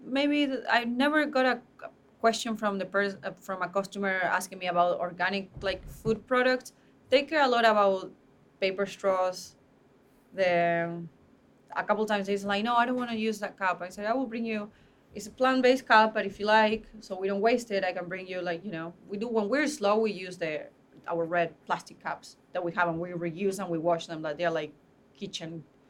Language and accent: English; Buenos Aires, Argentina; now in United States; Buenos Aires.